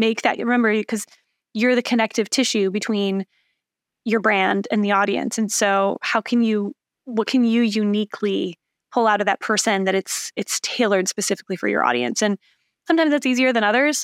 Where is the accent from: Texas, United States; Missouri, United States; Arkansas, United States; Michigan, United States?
Michigan, United States; Lansing; accent: Michigan; also born or lived in Chicago; now in Indianapolis, United States; I'm from Michigan, um, the mitten shaped motherland, as I like to call it